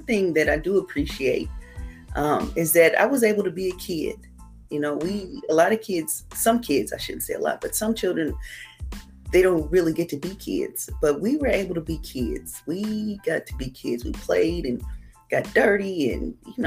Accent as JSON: {"language": "English", "town": "Indianapolis", "region": "Indiana", "country": "United States", "tie": "born or raised there", "said": "I grew up here, actually. I was born and raised here in Indianapolis, Indiana."}